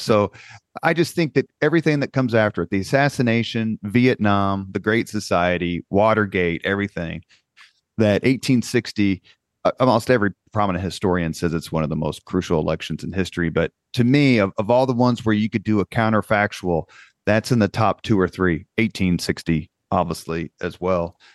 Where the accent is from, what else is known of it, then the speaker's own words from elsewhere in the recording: Indianapolis, Indiana, United States; where I grew up on University Avenue in Irvington